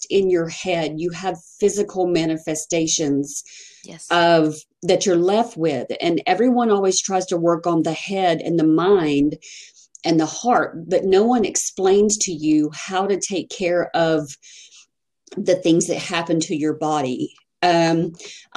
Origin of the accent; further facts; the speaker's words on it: Texas, United States; I'm from Texas.